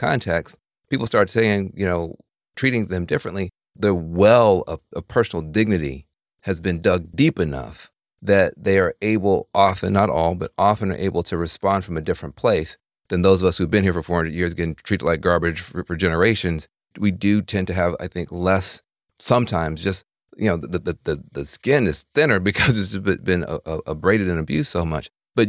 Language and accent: English; the South, United States; I grew up in the South